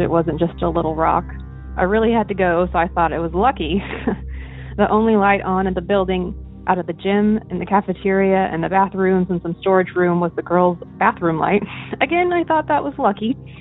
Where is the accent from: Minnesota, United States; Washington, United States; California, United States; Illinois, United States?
Washington, United States; I'm from Washington State